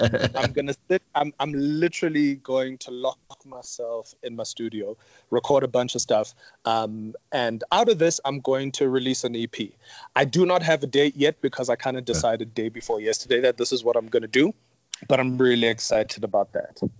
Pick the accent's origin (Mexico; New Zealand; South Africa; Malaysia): South Africa; Johannesburg, Gauteng; I grew up in Yeovil